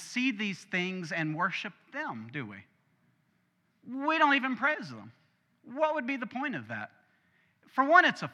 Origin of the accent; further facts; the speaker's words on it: Arkansas, United States; We're from Arkansas, my family that is